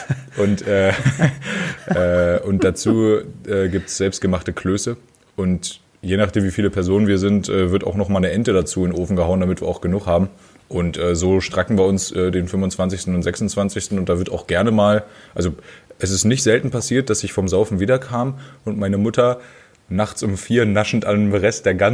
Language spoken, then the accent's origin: German; Harz, Germany; früher vor zehn Jahren lag ja bei uns im Harz sogar